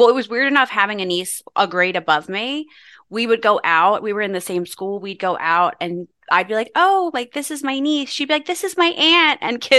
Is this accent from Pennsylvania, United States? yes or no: yes; Philadelphia, Pennsylvania, United States; when you meet people that you don't really know, it's just easier to say I'm from Philadelphia because people don't know.